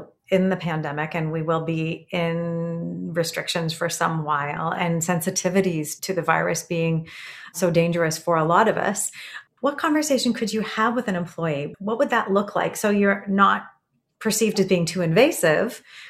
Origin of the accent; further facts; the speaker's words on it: Canada; This is because I'm Canadian